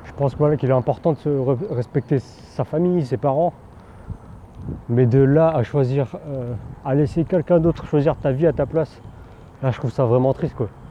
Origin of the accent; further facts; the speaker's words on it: France; first language Teochew; je parlais français parce que bah, j'étais, je suis né en France et j'étais dans un environnement français